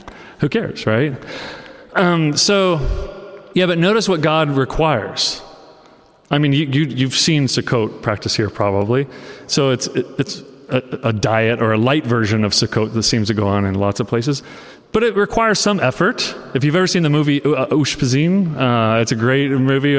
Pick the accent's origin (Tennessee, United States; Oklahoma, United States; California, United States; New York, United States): Oklahoma, United States; I'm from Oklahoma